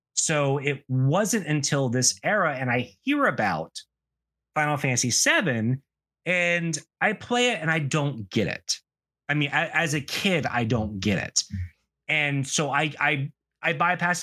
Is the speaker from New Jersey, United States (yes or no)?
no; South Carolina, United States; I grew up in the American Southeast, and it's a, especially in South Carolina, it's a weird place to grow up